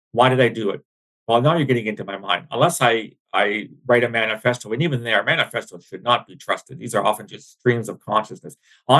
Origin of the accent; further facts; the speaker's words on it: London, Ontario, Canada; my hometown of London